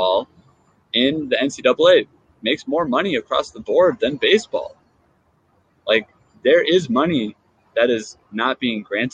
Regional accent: Seattle, Washington, United States; my hometown in Seattle

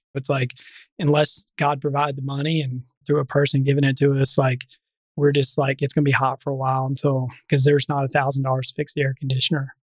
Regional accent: Memphis, Tennessee, United States; I'm a native of Memphis. I did not grow up on the right side of tracks in Memphis. So I grew up in North Memphis

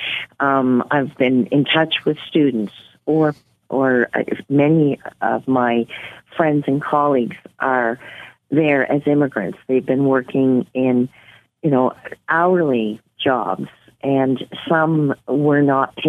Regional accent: Nova Scotia, Canada; moved away as an adult; also born or lived in New Brunswick / Inuvik, Northwest Territories; now in Yellowknife, Canada; I'm originally from New Brunswick and grew up in Nova Scotia

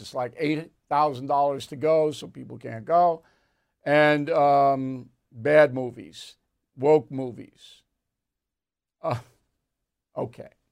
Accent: Levittown, New York, United States; I grew up in Levittown

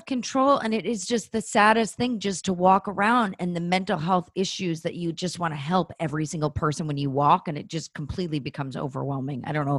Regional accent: Los Altos Hills, California, United States; Yeah, I grew up in Los Altos Hills and I was born at Stanford. So I was like more in the Silicon Valley area.

